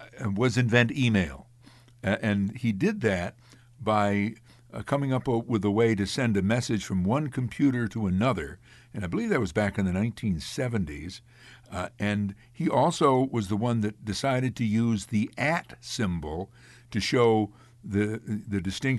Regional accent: Amsterdam, New York, United States; my hometown of Amsterdam, New York

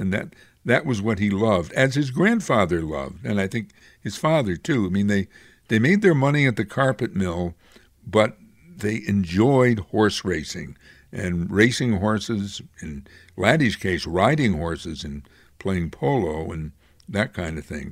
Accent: Amsterdam, New York, United States; the mills in Amsterdam, New York, my hometown

